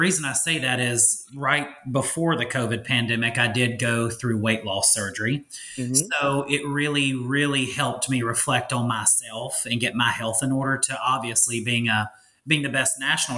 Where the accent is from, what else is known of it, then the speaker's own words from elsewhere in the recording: Monroe, Louisiana, United States; I'm 33 years old, where I live in Monroe, Louisiana, which is the original home of Delta Airlines